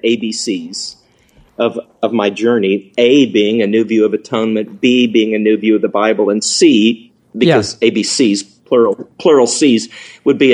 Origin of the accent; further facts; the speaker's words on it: the Ozarks, United States; I'm from the Ozarks.